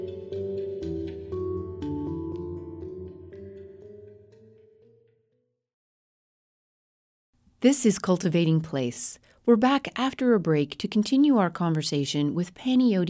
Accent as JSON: {"language": "English", "town": "Denver", "region": "Colorado", "country": "United States", "tie": "born or raised there", "said": "my own experience growing up in Denver"}